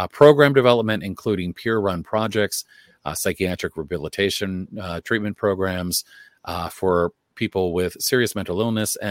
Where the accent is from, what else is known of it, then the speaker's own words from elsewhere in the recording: Maryland, United States; Maryland, you know, my home state